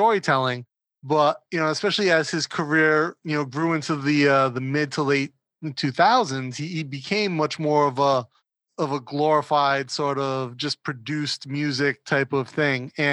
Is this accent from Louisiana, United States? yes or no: no; Rhode Island, United States; I grew up in Rhode Island